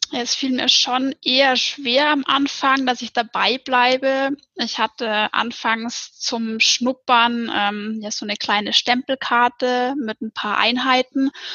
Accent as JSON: {"language": "German", "area": "near the Ammersee", "region": "Upper Bavaria", "country": "Germany", "said": "ich komme aus Bayern, aus Oberbayern, ähm, aus der Nähe vom Ammersee"}